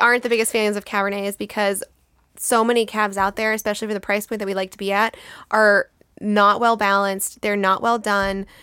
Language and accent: English; United States; we're American